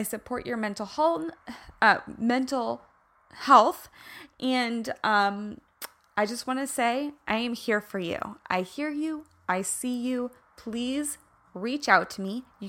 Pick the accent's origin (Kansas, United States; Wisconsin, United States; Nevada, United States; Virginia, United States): Kansas, United States; accent: Midwestern twang; guys, I'm from Kansas. So when I'm in California, people are like, oh, where's your accent from? Because it's the mix between like a me covering up the twang that comes out when I'm really in the Midwest